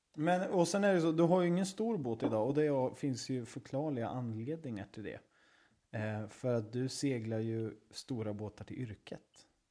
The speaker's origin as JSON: {"language": "Swedish", "region": "Östergötland", "country": "Sweden", "accent": "Östgötska", "said": "den här östgötskan som jag har"}